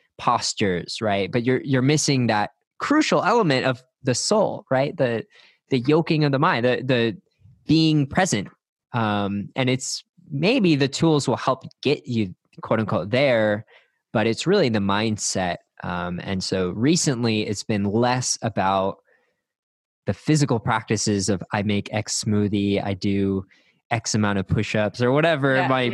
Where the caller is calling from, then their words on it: Austin, Texas, United States; I'm recording from Austin, Texas, and happy to be here.